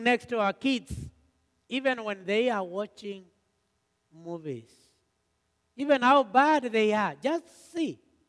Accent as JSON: {"language": "English", "country": "Kenya", "moved": "yes", "said": "we came from Kenya"}